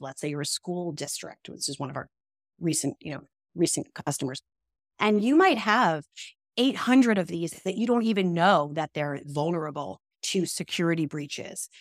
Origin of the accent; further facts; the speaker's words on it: New York, United States; accent: New York; I grew up in New York, which people can probably tell from the second they hear me speak, even though I've tried really hard to get rid of that New York vibe